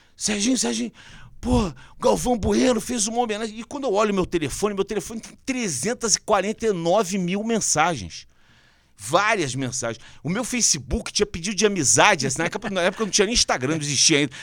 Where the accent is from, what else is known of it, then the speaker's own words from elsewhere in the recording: Rio de Janeiro, Brazil; moved away as an adult; now in São Paulo, Brazil; Eu sou carioca